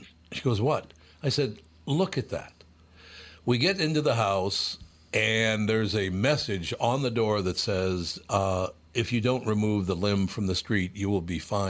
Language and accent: English; Minnesota, United States; my life as a Minnesotan.